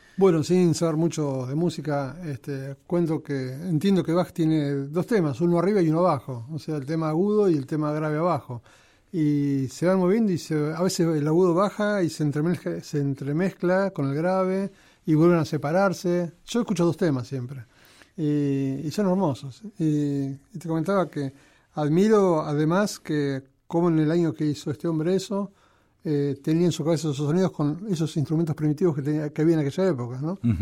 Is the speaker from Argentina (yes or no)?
yes; El Palomar, Buenos Aires Province, Argentina; moved away as an adult; si bien este, nací en Capital, a los pocos meses fui al Palomar. El Palomar y ahí este, estuve hasta que hasta que me casé